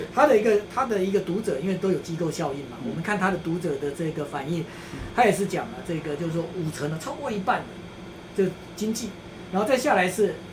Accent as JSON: {"language": "Chinese", "country": "Taiwan", "said": "我们台湾人"}